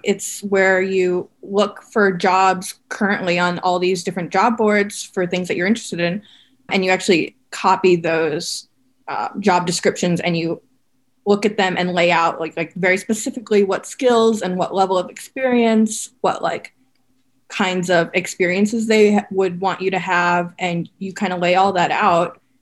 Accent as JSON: {"language": "English", "region": "Minnesota", "country": "United States", "tie": "born or raised there", "moved": "yes", "said": "I grew up in Minnesota"}